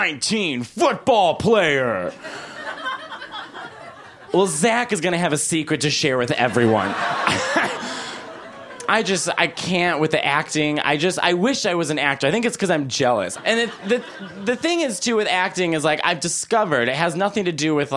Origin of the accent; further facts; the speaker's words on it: Chicago, Illinois, United States; I'm from Chicago